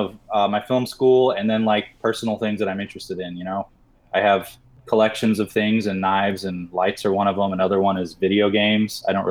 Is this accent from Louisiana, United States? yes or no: no; Missouri, United States; My childhood. I grew up in Missouri.